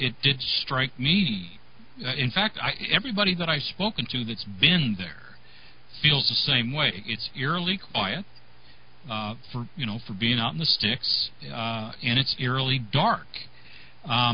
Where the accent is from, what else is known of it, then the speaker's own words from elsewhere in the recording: Northern California, United States; I'm from Northern California